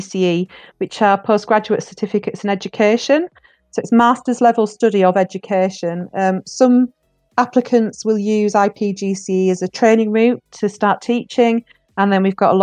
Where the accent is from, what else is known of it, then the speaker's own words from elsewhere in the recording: England, United Kingdom; moved away as an adult; also born or lived in Leeds; worked in my hometown for about the first 3 years of my career before I moved over to Leeds, which is a city in the north of England, and kind of moved from the coastal town to the inner city